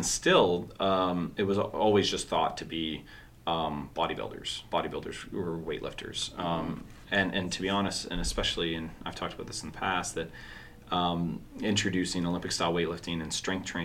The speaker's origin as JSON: {"language": "English", "town": "Orangeville", "region": "Ontario", "country": "Canada", "tie": "born or raised there", "said": "I remember growing up in Orangeville"}